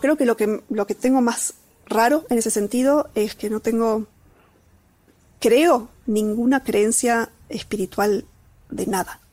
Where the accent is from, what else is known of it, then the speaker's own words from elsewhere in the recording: Catamarca, Argentina; moved away; soy de Catamarca, de un pueblito, que, digamos, ahí subyacente, parte de mí, hay unos primeros años de vida en donde aprendí a andar a caballo